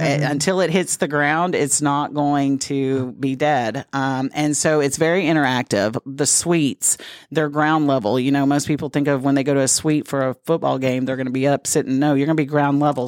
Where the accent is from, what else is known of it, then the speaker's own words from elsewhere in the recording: Dallas, Texas, United States; moved away as an adult; now in Corpus Christi, United States; I was raised in the Dallas-Fort Worth area